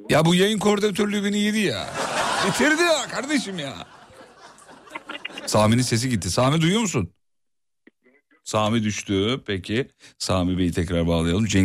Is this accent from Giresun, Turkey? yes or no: yes; Giresun, Turkey; moved away; also born or lived in Tekirdağ; Yok Giresunluyuz abi.